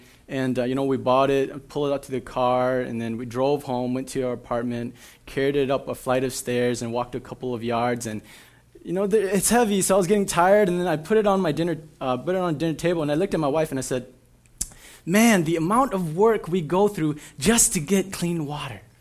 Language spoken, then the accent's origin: English; Minnesota, United States; right over by where I grew up in the Midway in Frogtown